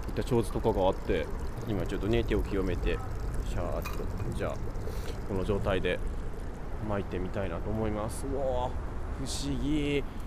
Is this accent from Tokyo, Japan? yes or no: no; Kyoto, Japan; moved away; 僕の実家の京都の近くまで続いてる1号線